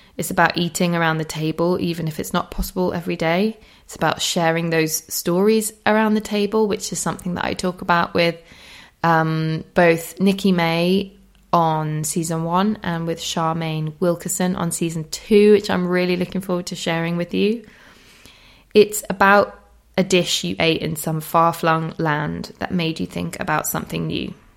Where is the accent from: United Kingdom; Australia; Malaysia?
United Kingdom; Holmfirth, Yorkshire and the Humber; my hometown near Homefirth